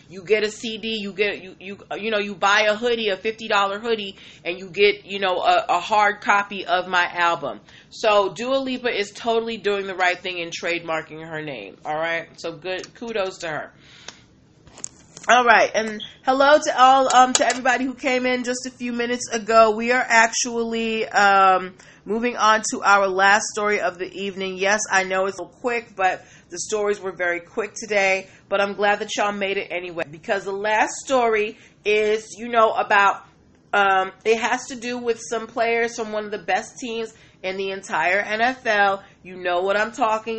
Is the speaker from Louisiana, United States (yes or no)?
no; Boston, Massachusetts, United States; I'm born and raised in Boston